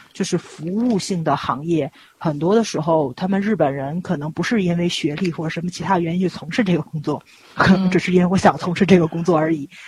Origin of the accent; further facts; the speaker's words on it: China; 咱们中国这边开过公司